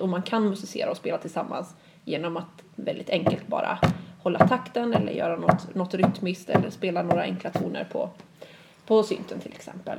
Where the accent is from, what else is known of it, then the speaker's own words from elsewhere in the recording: Sweden; som svensk lärare